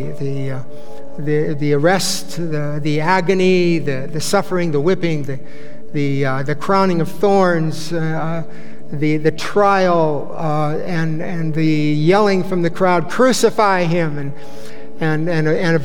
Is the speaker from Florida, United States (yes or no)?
no; Bay Area, California, United States; I grew up in the Bay Area